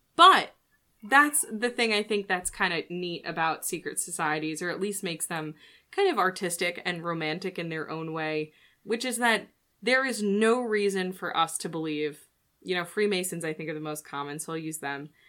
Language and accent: English; United States; as an American